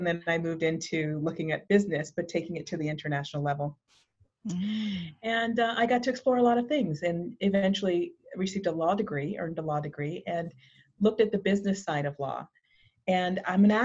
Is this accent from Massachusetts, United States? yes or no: yes; Massachusetts, United States; I am from Massachusetts, from New England, and I grew up in a small beach town